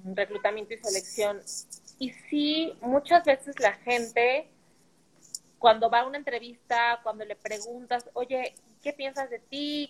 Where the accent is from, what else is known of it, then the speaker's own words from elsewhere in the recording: Mexico City, Mexico; Como buena capitalina